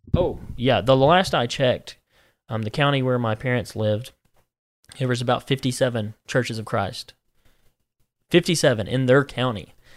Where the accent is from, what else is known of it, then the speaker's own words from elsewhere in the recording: Alabama, United States; moved away as an adult; also born or lived in Georgia / Tennessee; now in Missouri, United States; I, you know, went to high school and, and all that stuff in Alabama.